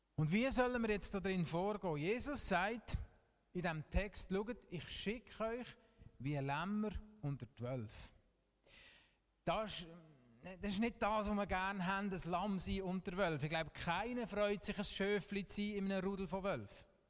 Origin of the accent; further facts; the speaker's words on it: Switzerland; wir dürfen ausnahmsweise auch als Schweizer stolz sein auf unsere Fußballmannschaft